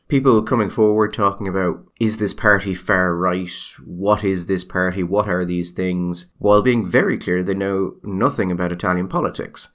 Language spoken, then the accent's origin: English; Ireland